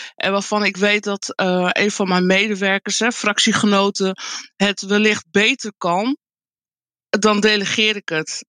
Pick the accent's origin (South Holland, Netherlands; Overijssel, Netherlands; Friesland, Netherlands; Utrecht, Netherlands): Friesland, Netherlands; also born or lived in Colombia; now in Groningen, Netherlands; Ik ben ehm, uh, geboren in Colombia. Ik ben ehm, geadopteerd door een Nederlands echtpaar. Toen ik bijna vijf was. En ik ben opgegroeid in uh, Friesland, in een klein dorpje.